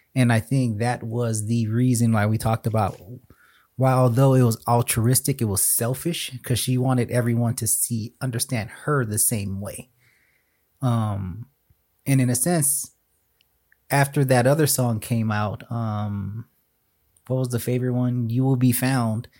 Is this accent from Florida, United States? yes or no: yes; South Florida, United States; Growing up in South Florida